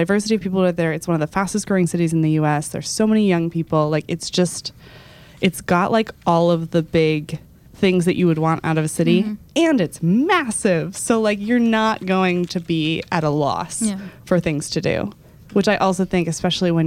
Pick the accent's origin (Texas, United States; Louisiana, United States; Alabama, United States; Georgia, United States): Texas, United States; moved away as an adult; now in New York, United States; I am a Texan